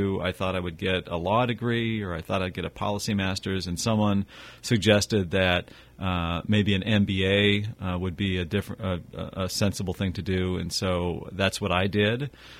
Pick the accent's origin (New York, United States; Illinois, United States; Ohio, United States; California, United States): California, United States; Roseville; I'm a third generation Rosevillian. So I grew up in Roseville, California.